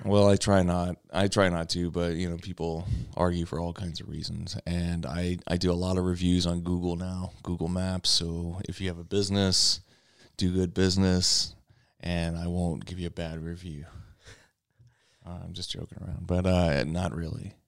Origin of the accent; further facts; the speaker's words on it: Louisiana, United States; moved away as an adult; also born or lived in South Los Angeles; now in Los Angeles, United States; I'm from Louisiana